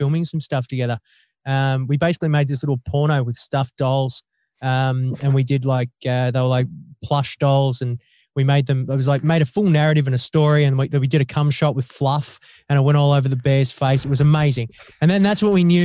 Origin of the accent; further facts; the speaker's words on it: Australia; I was Australian